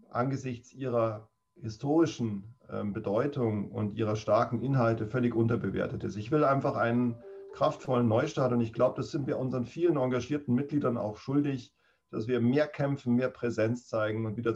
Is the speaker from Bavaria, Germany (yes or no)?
yes; Munich, Bavaria, Germany; born there; Nein, ich bin geborener Münchner, aber ich hab, äh, ähm, bin mit meinen Eltern äh, in der dritten Klasse aufs Land rausgezogen und habe dort lange gelebt